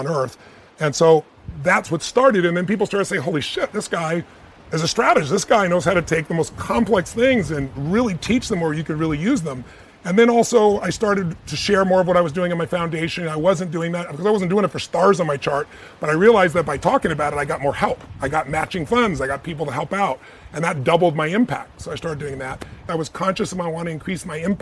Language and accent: English; United States; I'm an American